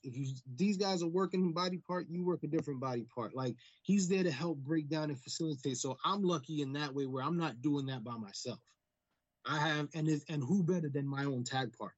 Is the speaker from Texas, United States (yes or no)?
no; New York City, New York, United States; we're kids from the Bronx